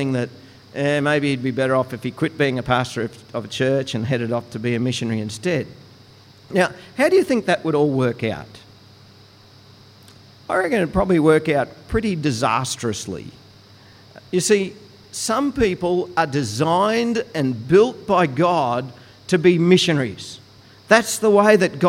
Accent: Goondiwindi, Queensland, Australia; When I was growing up, I grew up in Gundawindi

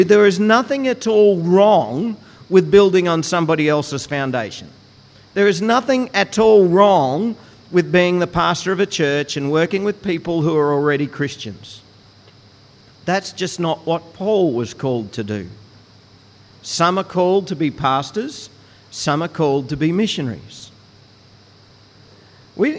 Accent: Goondiwindi, Queensland, Australia; When I was growing up, I grew up in Gundawindi

